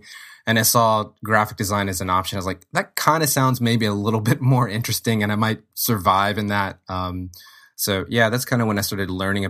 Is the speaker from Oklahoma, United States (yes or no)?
no; Lafayette, Louisiana, United States; there is a really strong arts and cultural scene in Lafayette, where I grew up, and in Louisiana in general.